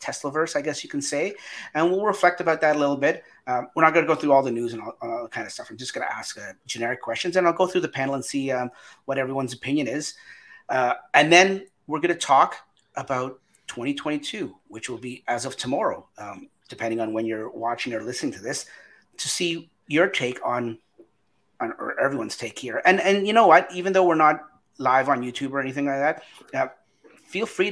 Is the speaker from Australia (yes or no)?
no; Canada; we're all Canadian